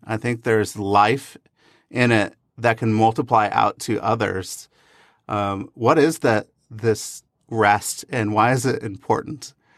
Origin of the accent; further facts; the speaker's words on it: Pacific Northwest, United States; growing up in the Pacific Northwest